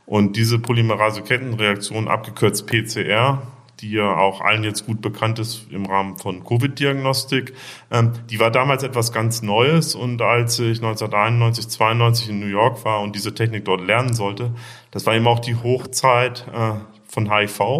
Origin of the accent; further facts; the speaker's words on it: Bremen, Germany; also born or lived in Braunschweig; Ich bin in äh, Braunschweig geboren und in Bremen aufgewachsen. Habe dann in Hannover Medizin studiert.